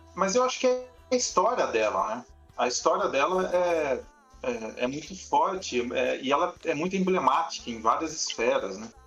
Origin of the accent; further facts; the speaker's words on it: Piracicaba, São Paulo, Brazil; eu também sou nascido em Piracicaba e também frequentava as ruas do centro